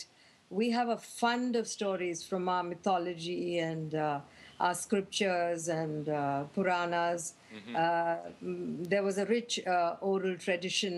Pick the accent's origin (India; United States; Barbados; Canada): India; back then, in India, growing up in India for a girl was not so easy